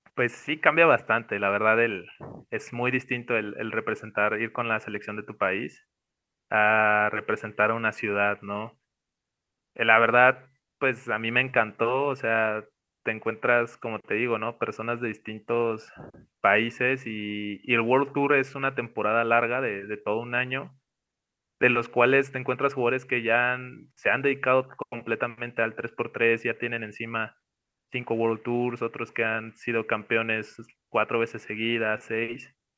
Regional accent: Mexico; Nosotros como mexicanos

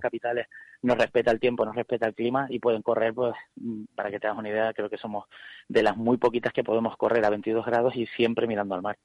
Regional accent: Canary Islands, Spain; Nosotros somos canarios

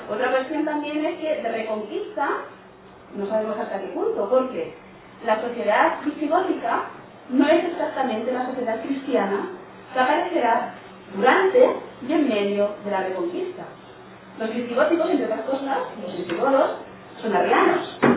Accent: Catalonia, Spain; yo como soy catalana

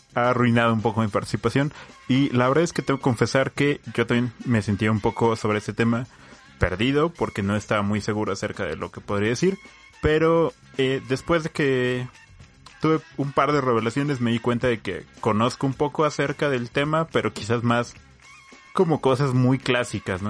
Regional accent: Mexico; los corridos son parte de, nuestra tradición como mexicanos

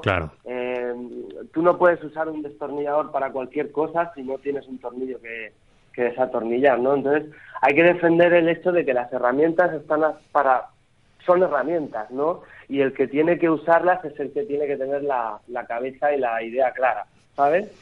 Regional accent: Archena, Region of Murcia, Spain; Es mi pueblo, es mi tierra

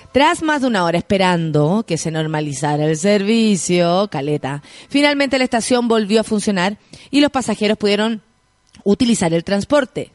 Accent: San Miguel, Santiago Metropolitan Region, Chile; yo soy de San Michael y ahí está mi barrio

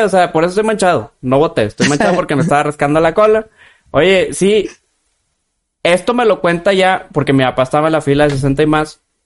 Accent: Guadalupe, Nuevo León, Mexico; Somos aquí de Guadalupene todos nosotros.

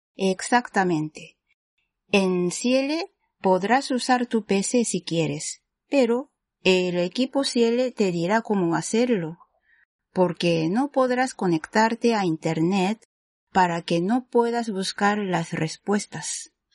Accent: Japan; Spanish is a second language; soy japonesa y también soy profesora de español.

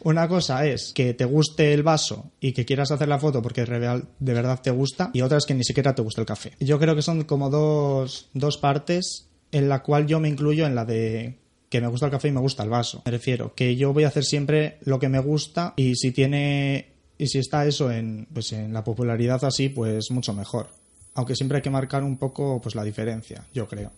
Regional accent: Bilbao, Basque Country, Spain; soy de Bilbao

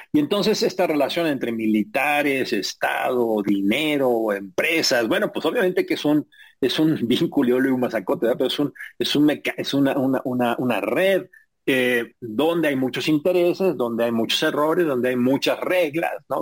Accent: Mexico

